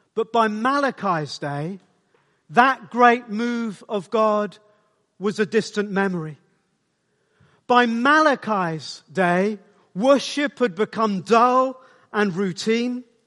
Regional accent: South Wales, United Kingdom; I grew up in South Wales

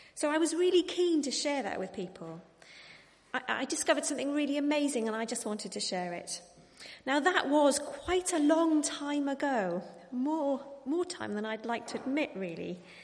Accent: Wales, United Kingdom; I am Welsh

